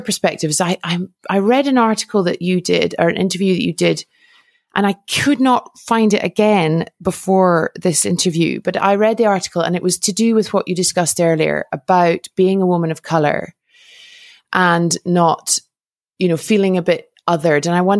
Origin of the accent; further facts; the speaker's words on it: United Kingdom; moved away as an adult; from the perspective of a Brit who has lived abroad now for 12 years, and having been home very recently